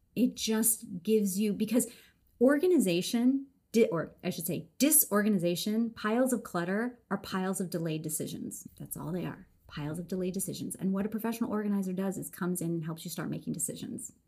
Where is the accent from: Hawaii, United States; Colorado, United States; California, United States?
California, United States; Los Angeles; I grew up in Los Angeles